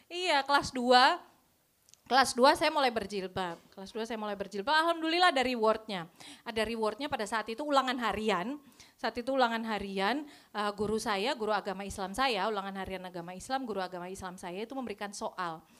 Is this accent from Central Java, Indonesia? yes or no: yes; Pekalongan, Central Java, Indonesia; Uh, saya asal Pekalongan, kuliah saya di Solo